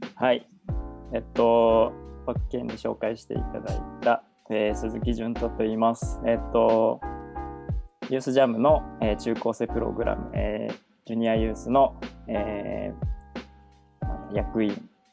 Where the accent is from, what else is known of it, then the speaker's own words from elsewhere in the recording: Narita, Chiba, Japan; 千葉県の成田市出身なんですけど